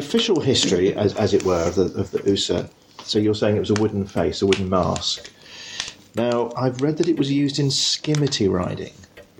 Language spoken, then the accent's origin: English; London, United Kingdom; I mean, I'm a Londoner